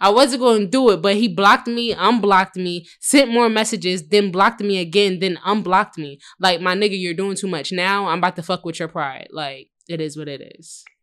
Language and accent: English; New Jersey, United States; moved away as an adult; also born or lived in Philadelphia, Pennsylvania; I'm from Philly, but I originated from Jersey